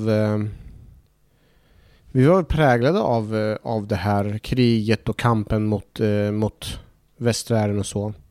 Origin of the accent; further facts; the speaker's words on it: Iraq; jag hade ju väldigt mycket minnen från när jag växte upp i Irak där jag jag kopplade väldigt mycket till min uppväxt och att vår skola stängde igen och att vi fick skickas iväg utomlands.